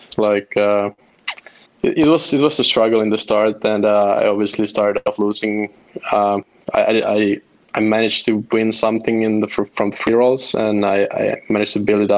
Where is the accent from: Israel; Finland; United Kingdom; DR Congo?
Finland; Helsinki, Uusimaa; I'm from Helsinki, Finland.